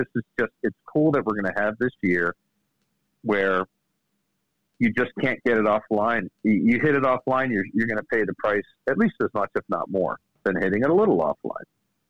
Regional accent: Washington, District of Columbia, United States; Hey, I'm from Washington, D.C.

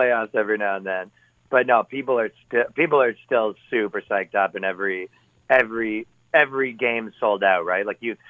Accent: Toronto, Ontario, Canada; No, Toronto.

